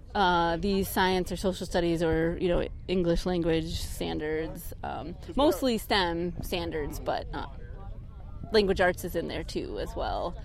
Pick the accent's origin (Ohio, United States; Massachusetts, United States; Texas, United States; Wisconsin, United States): Wisconsin, United States; Milwaukee; I'm from Milwaukee, Wisconsin originally, so I have a strong connection to the Great Lakes